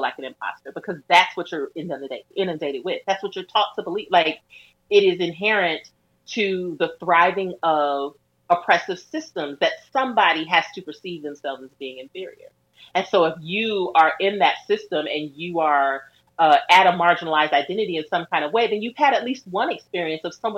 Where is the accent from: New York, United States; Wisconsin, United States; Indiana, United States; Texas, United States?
Wisconsin, United States; Milwaukee; I grew up in Milwaukee, Wisconsin. I grew up in the fucking Midwest.